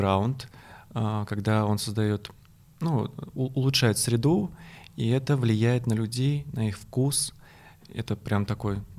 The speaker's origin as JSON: {"language": "Russian", "town": "Kazan", "region": "Tatarstan", "country": "Russia", "lives_now": "Moscow, Russia", "said": "то что я третий год живу в Москве, я приехал из Казани, из Татарстана"}